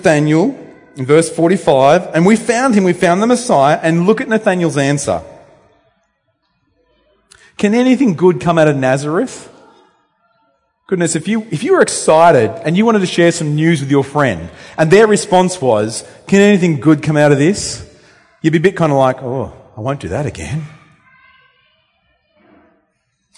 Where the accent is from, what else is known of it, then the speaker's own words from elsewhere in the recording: Temora, New South Wales, Australia; also born or lived in Luanshya, Zambia; now in Bendigo, Australia; I grew up at Temora. Well, where's that? It's north of Wagga Wagga.